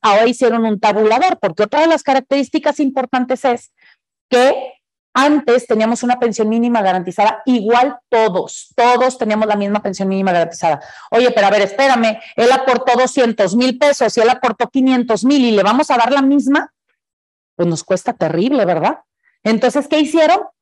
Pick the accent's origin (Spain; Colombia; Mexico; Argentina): Mexico; Como buenos mexicanos